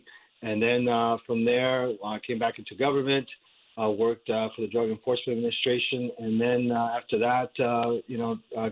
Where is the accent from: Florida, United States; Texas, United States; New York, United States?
New York, United States; New York City; also born or lived in Puerto Rico; grew up in the Bronx. Before that, I grew up in Puerto Rico, and I was there through about third grade.